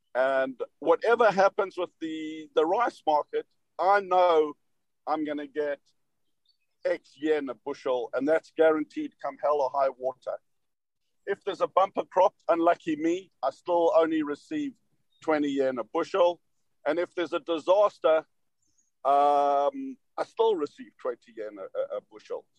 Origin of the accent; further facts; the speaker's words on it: South Africa; moved away; me being South African, they couldn't place my accent.